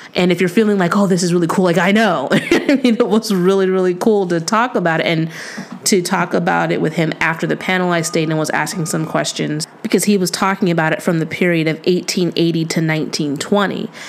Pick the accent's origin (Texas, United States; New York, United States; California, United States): California, United States; San Diego; I'm from San Diego